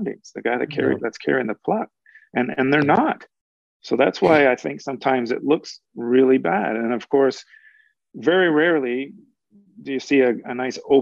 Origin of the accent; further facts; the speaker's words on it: Toronto, Ontario, Canada; moved away as an adult; also born or lived in Oshawa, Canada; now in Vancouver, Canada; I grew up in Toronto